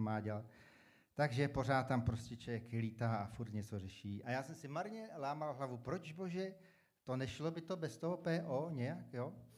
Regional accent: Czechia; jsem dobrý teda Čech

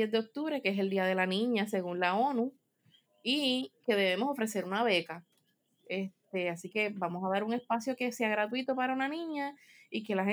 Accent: Spain; yo soy de España, aunque fue lo pequeño, este, yo soy una chica de ciudad

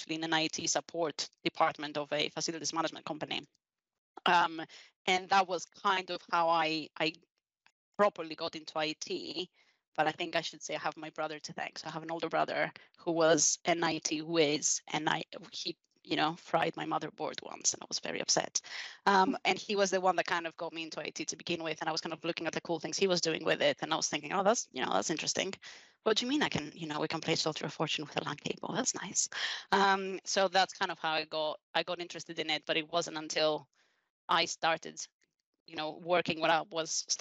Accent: Greece; moved away as an adult; also born or lived in London; now in Reading, United Kingdom; I'm from Greece originally

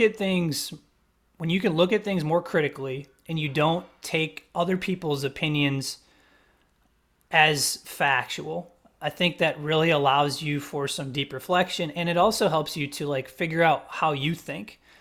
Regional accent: Wisconsin, United States; now in South Carolina, United States; I'm not from this area of South Carolina. I'm from Wisconsin

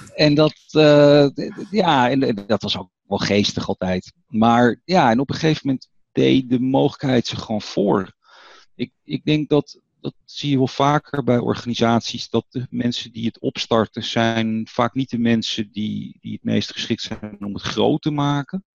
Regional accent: Netherlands; als Nederlander

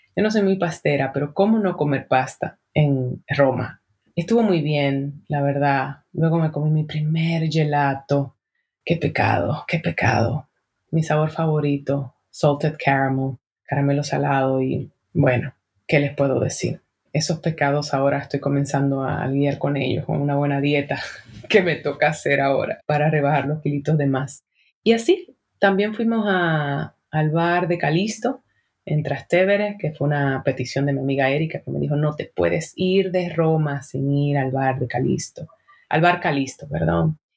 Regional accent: Dominican Republic; en mi país, República Dominicana

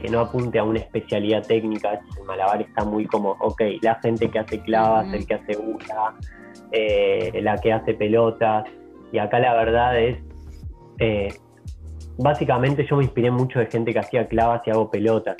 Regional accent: Argentina; moved away; also born or lived in Europe; de los que volvimos acá a Argentina

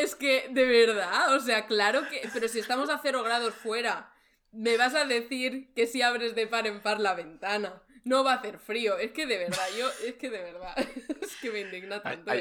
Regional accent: Barcelona, Catalonia, Spain; moved away as an adult; now in Germany; he estudiado Historia del Arte, vengo de Barcelona.

